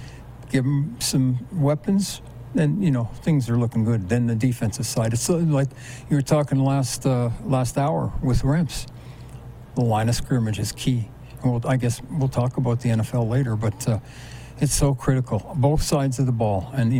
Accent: Winnipeg, Manitoba, Canada; My hometown.

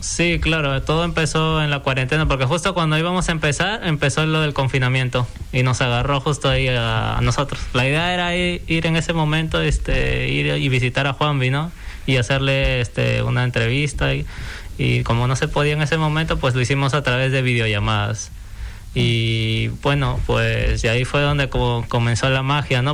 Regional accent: Peru; moved away as an adult; now in Fuerteventura, Spain; yo soy peruano y estudié diseño gráfico allá

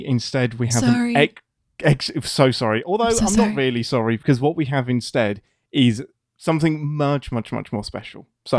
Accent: England, United Kingdom; As an Englishman, I am used to having too many vowels and consonants in all of our words.

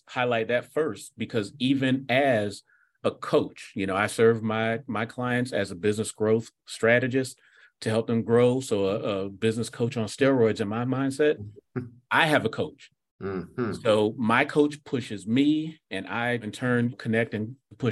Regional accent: South Florida, United States; I grew up in South Florida during the 80s

